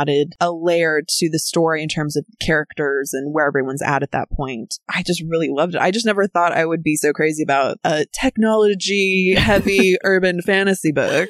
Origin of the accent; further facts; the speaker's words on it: Oceanside, California, United States; I mean, we grew up in Oceanside.